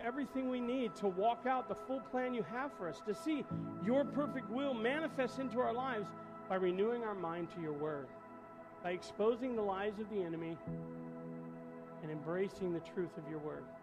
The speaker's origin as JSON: {"language": "English", "region": "Indiana", "country": "United States", "said": "I had a lot of friends up north because I moved down from Indiana. And probably five years into it, you know, you still stay in touch with people you went to school with."}